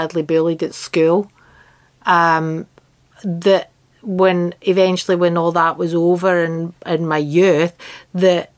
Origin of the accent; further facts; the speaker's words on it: Glasgow, Scotland, United Kingdom; also born or lived in Loch Lomond; my growing up in Glasgow